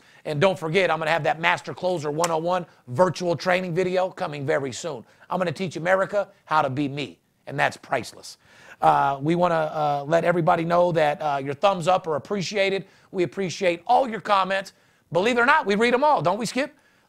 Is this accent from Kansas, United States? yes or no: no; Louisville, Kentucky, United States; I'm from Louisville, Kentucky.